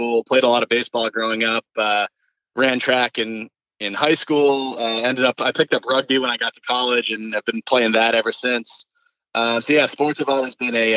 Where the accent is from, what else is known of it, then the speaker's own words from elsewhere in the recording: Wrentham, Massachusetts, United States; also born or lived in New York City; I was born in New York City, but I moved to Massachusetts when I was two and a half. So I spent most of my life in Massachusetts. Wrentham is the town over from Foxborough